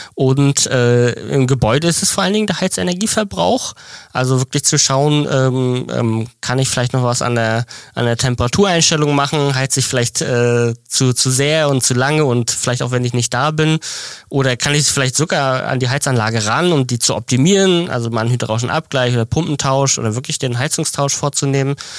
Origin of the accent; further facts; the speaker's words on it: Mecklenburg-Vorpommern, Germany; ich komme auch aus dem Norden, aus Mecklenburg